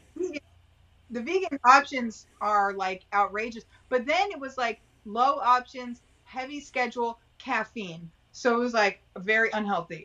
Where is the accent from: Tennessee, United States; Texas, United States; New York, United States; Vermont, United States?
Texas, United States; I grew up in Texas.